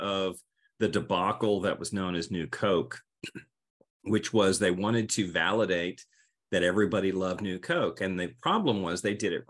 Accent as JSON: {"language": "English", "region": "the South", "country": "United States", "said": "I'm also from the South"}